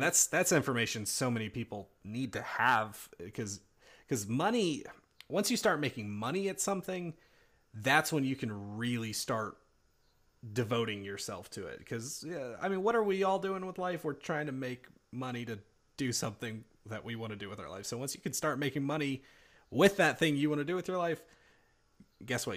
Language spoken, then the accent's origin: English; North Carolina, United States; I am also from North Carolina